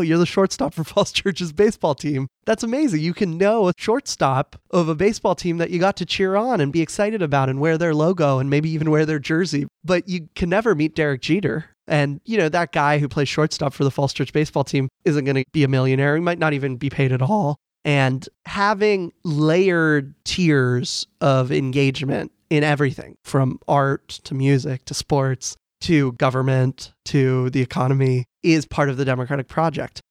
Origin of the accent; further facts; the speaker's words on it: Falls Church, Virginia, United States; I'm from Falls Church, Virginia